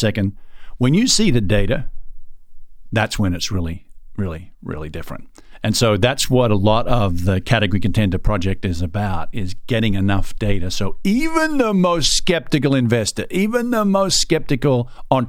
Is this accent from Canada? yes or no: no; Australia; I'm an Aussie.